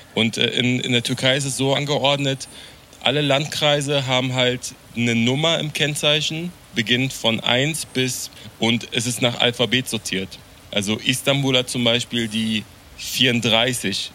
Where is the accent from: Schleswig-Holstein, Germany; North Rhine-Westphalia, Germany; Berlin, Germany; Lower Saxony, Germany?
Berlin, Germany; als jemand, der in äh, Deutschland aufgewachsen ist, der in Berlin aufgewachsen ist